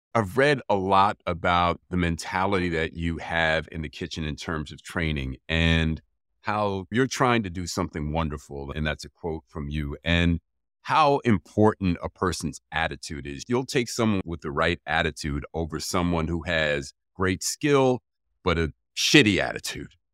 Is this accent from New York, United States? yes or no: yes; New York City, New York, United States; now in Los Angeles, United States; I'm originally from New York City